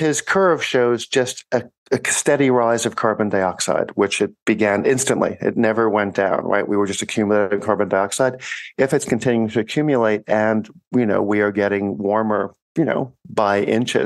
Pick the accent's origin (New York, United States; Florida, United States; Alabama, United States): New York, United States; New York City; I'm from New York City